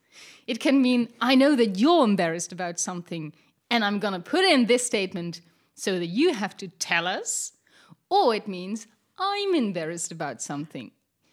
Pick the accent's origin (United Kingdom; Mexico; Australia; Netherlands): Netherlands; I'm Dutch.